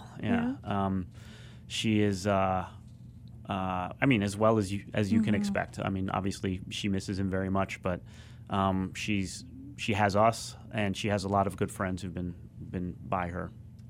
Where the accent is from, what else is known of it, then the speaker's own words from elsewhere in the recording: Southeast, United States; He was from the Northeast, while I am from the Southeast.